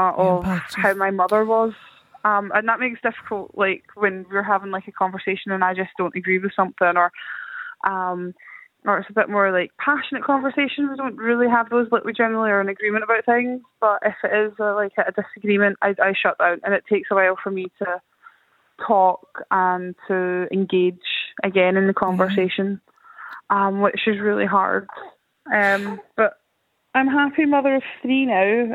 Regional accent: Scotland, United Kingdom; So I grew up in Scotland, so not Ireland

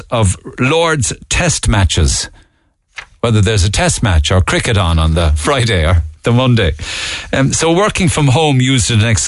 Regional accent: Ireland; As an Irish person, it cuts me to the heart that we ever allowed this to happen.

